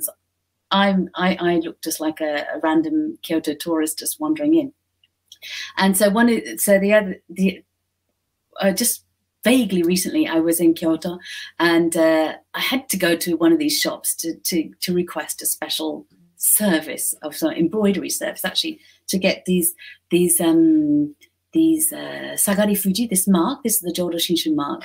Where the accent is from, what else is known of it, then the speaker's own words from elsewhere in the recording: United Kingdom; moved away as an adult; now in Japan; I'm British